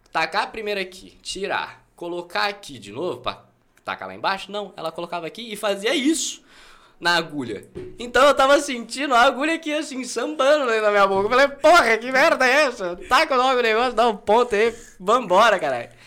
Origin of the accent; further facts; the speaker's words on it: Ribeirão Preto, São Paulo, Brazil; nasci aqui em Ribeirão, padrão, sou daqui, moro no Quintino 2.